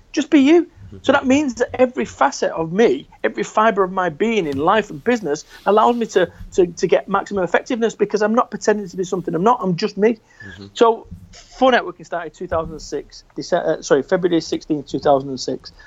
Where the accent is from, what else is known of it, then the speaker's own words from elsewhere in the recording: Salford, North West England, United Kingdom; moved away; also born or lived in Somerset; I'm from Salford, Manchester. I lived in a shop above a masonette.